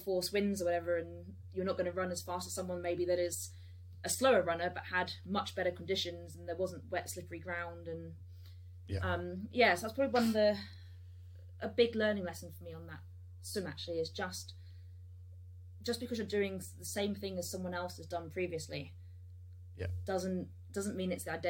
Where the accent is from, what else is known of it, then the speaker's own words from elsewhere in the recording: United Kingdom; I grew up down south on the Thames